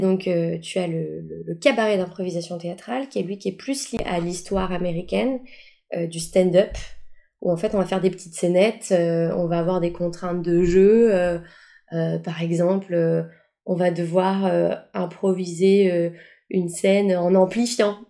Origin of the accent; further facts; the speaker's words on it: Paris, Île-de-France, France; also born or lived in Boullay-les-Troux; je viens de Paris, Paris 13e arrondissement et on vivait dans des grandes tours